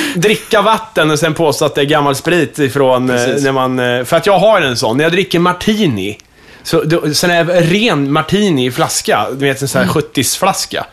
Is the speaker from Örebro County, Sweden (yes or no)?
yes; Kumla, Örebro County, Sweden; moved away; de låg i min utklädningslåda i Kumla.